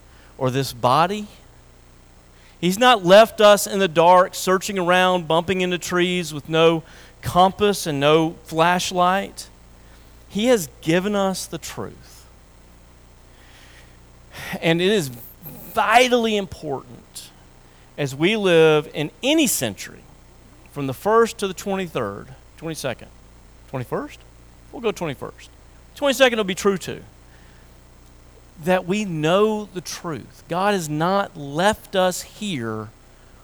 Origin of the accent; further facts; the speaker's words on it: Tennessee, United States; I grew up in Tennessee